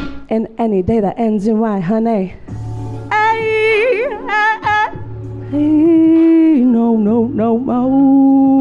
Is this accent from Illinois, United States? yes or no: no; Three Rivers, California, United States; now in Oceanside, United States; Three Rivers, my hometown